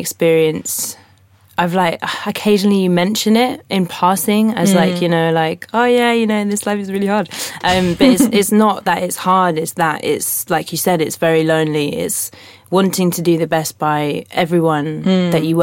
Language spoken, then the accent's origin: English; London, United Kingdom; I'm from London, live in London